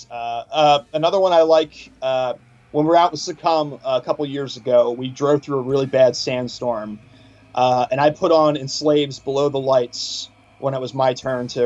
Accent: Washington, United States; uh, in Washington State when I was growing up.

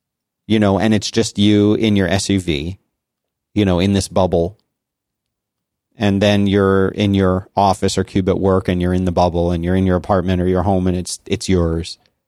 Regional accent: Florida, United States; And the funny thing is, like, growing up in South Florida, it was not like that.

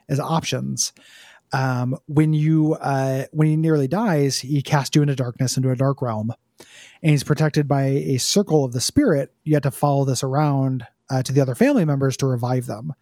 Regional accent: United States; I was born in America

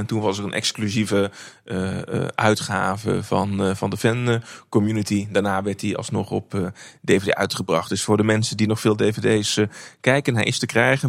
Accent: North Brabant, Netherlands; Ik ben opgegroeid in, opgegroeid in Brabant

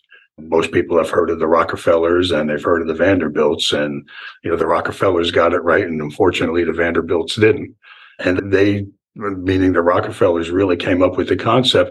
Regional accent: Newark, New Jersey, United States; moved away as an adult; also born or lived in California / Florida; now in Venice, Florida, United States; I was born and raised in Newark, New Jersey, and lived my childhood in New Jersey

